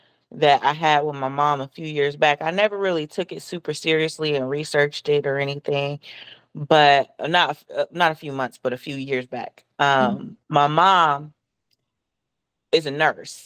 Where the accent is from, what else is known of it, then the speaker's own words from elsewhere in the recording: Columbus, Ohio, United States; moved away as an adult; also born or lived in Florida; now in Atlanta, United States; I am originally from Columbus, Ohio. I recently moved to Atlanta, Georgia